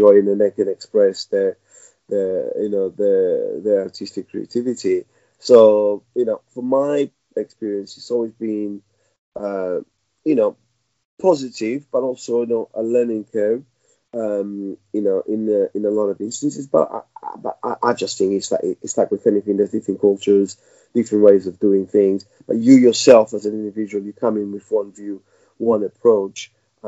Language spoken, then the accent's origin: English; Portugal; also born or lived in Mozambique; now in London, United Kingdom; I was born in Mozambique, raised in Portugal